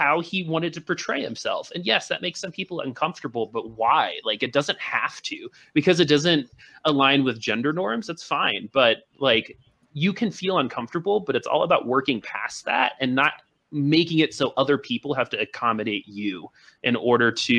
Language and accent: English; Boulder, Colorado, United States; I'm also from Boulder, Colorado